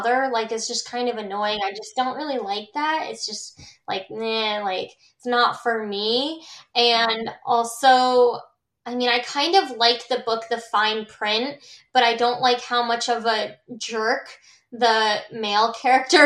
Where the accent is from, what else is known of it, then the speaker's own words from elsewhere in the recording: Milford, Connecticut, United States; I was born in Milford, Connecticut, and that's home to me